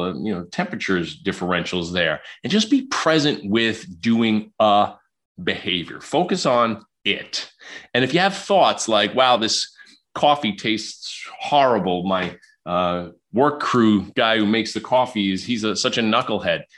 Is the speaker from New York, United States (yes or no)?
yes; New York City, New York, United States; moved away; also born or lived in Illinois; I was raised in Queens, New York.